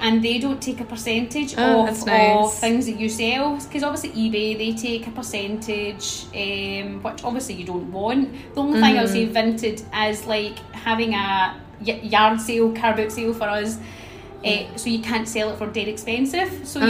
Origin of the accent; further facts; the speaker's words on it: Scotland, United Kingdom; I'm 34 years old, and I'm from Scotland.